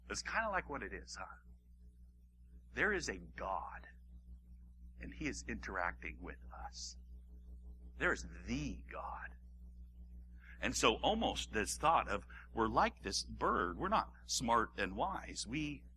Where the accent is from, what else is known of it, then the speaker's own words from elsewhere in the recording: Hawaii, United States; I grew up in Hawaii